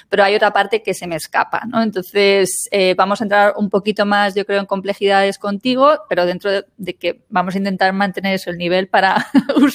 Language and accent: Spanish; Spain; yo soy profesora de español, soy española, profesora de español para alemanes